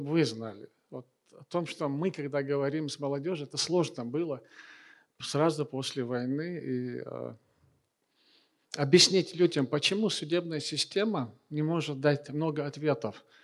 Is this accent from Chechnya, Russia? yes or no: yes; Chechnya, Russia; А когда вернулся обратно, я уже был чеченец.